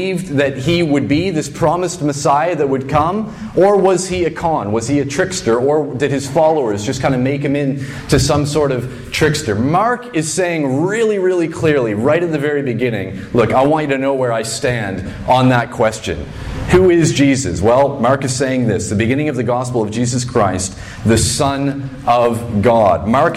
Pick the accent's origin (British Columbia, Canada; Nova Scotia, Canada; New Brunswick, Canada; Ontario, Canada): New Brunswick, Canada; Fredericton; moved away; I grew up in Fredericton, New Brunswick